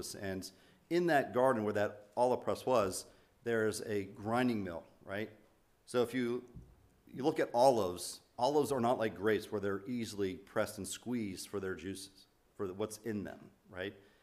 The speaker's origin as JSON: {"language": "English", "region": "Pennsylvania", "country": "United States", "moved": "yes", "said": "I'm from Pennsylvania"}